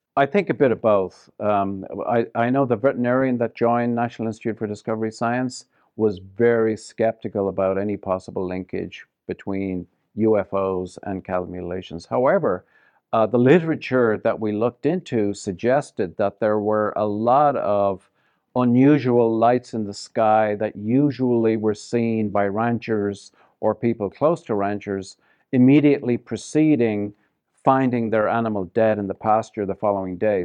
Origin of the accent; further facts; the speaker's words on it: Ireland; moved away as an adult; also born or lived in Ottawa, Canada / Toronto, Canada / Vancouver, Canada / Denver, Colorado; now in Las Vegas, United States; I left Ireland in nineteen eighty something